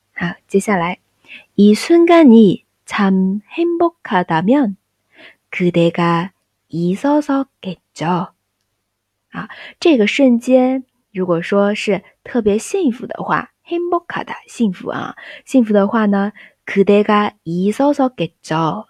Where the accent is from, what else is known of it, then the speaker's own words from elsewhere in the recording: China; 就像我们中国人说数字八的时候